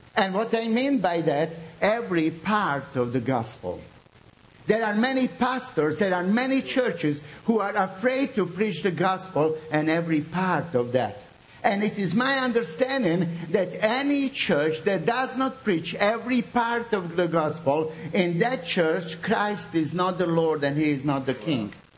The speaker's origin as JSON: {"language": "English", "town": "Srebrenica", "region": "Republika Srpska", "country": "Bosnia & Herzegovina", "second_language": "English", "moved": "yes", "lives_now": "Zagreb, Croatia", "said": "I come from Bosnia, from the city of Srebrenica."}